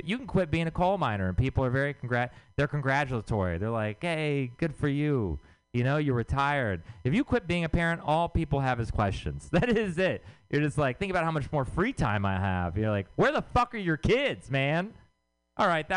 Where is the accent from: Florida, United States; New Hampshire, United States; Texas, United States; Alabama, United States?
Texas, United States; moved away; I'm from Texas